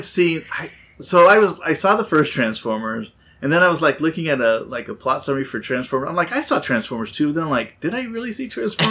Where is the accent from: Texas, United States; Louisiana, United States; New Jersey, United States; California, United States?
California, United States; Southern; I grew up in Southern California